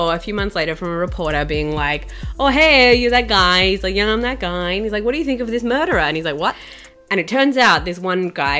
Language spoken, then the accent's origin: English; Australia; growing up in Australia, crocodiles, it's a bit of a spectre. Like, I grew up in the south